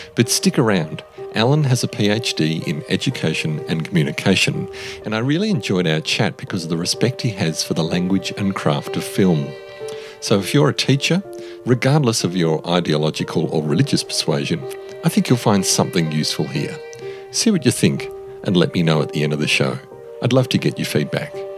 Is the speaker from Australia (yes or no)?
yes; Australia; As an Australian